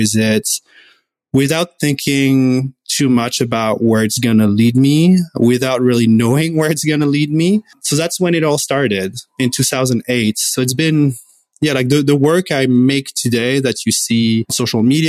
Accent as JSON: {"language": "English", "country": "France", "moved": "as an adult", "lives_now": "Vancouver, Canada", "said": "I'm originally from France, and I moved in Vancouver in 2008"}